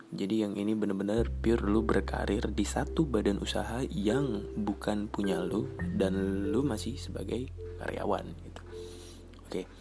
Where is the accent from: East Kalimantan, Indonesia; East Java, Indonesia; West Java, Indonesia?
East Kalimantan, Indonesia; waktu gue masih sekolah SMA gue dari Kalimantan Timur gue tuh berpikir maksudnya uh, hanya tahu gitu ya lingkupnya kan kecil ya tempat gue nggak terlalu besar cuman ya ibaratnya kabupaten tingkat dua biasa